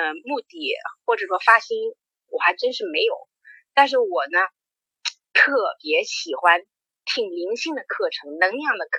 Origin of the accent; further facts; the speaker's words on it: Ningbo, Zhejiang, China; moved away; 宁波是我老家呀。